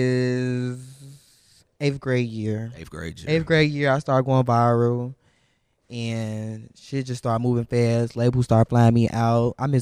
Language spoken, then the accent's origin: English; Chicago, Illinois, United States; Yeah, I'm from 79. I'm from the trenches.